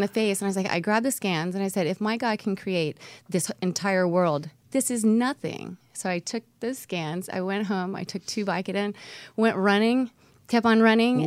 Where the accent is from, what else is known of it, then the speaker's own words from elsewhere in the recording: Homestead, Florida, United States; South Florida